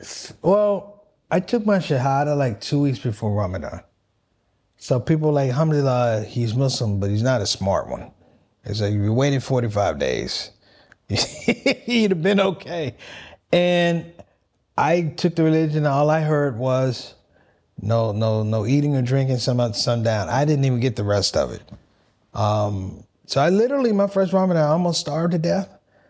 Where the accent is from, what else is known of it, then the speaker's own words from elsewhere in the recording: Washington, District of Columbia, United States; I was born in Washington, D.C., Christian family, Northwest D.C. … Grew up typical family, African-American family, migrated from the South.